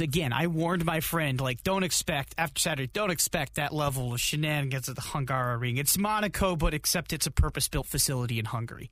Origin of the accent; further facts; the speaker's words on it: United States; as an American